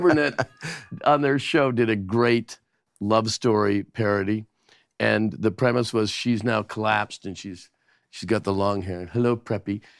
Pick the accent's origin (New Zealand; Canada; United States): Canada; moved away; as a Canadian